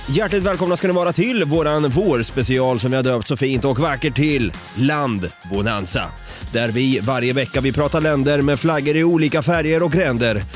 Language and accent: Swedish; Sweden; Jag är svensk